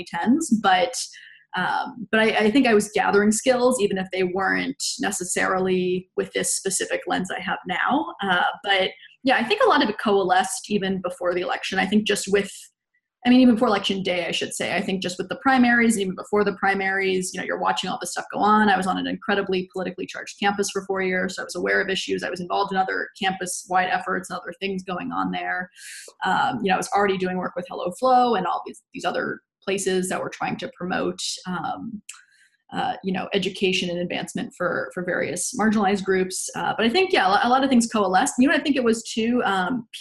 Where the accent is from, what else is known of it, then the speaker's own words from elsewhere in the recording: Jacksonville, Florida, United States; now in New York City, United States; I come from Jacksonville, Florida